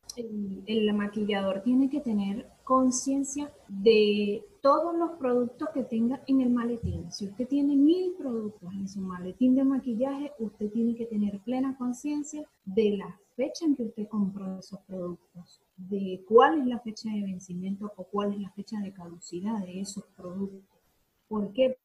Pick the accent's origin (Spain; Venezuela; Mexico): Venezuela; moved away as an adult; now in Argentina; soy venezolana, sin embargo, en nuestro país no tuve la oportunidad